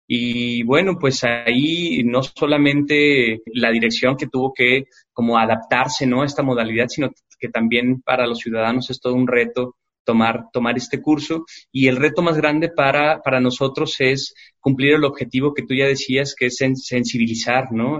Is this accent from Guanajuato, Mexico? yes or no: no; Guadalajara, Jalisco, Mexico; como sociedad tapatía